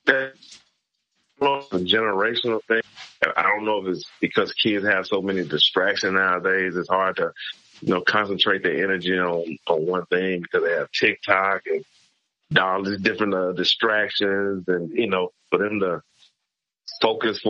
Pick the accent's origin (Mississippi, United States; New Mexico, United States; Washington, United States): Mississippi, United States; born or raised there; moved away; also born or lived in Los Angeles / Phoenix